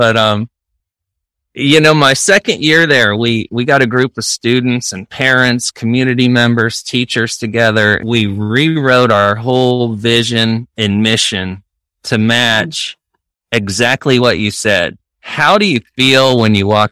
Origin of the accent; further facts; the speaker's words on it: Northeastern Ohio, United States; now in Florida, United States; I grew up in Northeastern Ohio, a very rural area, small school